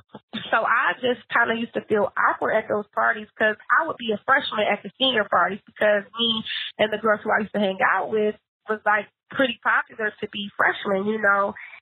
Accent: Philadelphia, Pennsylvania, United States; because I'm a little hood, because I'm from Philly, you know.

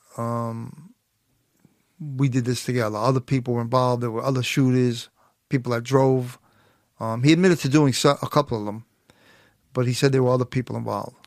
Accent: New York City, New York, United States; I grew up in Canarsie, Brooklyn

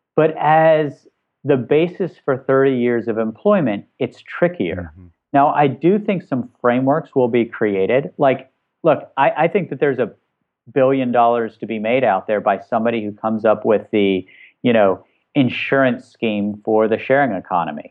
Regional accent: West Virginia, United States; where I grew up in West Virginia, working class West Virginia

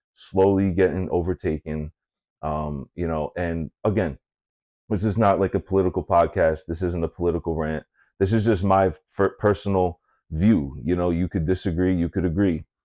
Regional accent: Massachusetts, United States; moved away; coming from Massachusetts

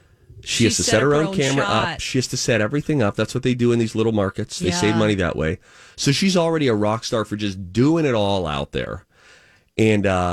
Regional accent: Pittsburgh, Pennsylvania, United States; accent: Yinzer; I grew up in Pittsburgh where Yinzers had a very distinct accent

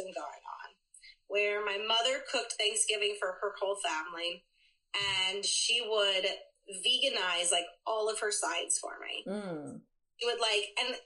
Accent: Philadelphia, Pennsylvania, United States; I am a true Philadelphian. I was born and raised here in the Northeast Philly.

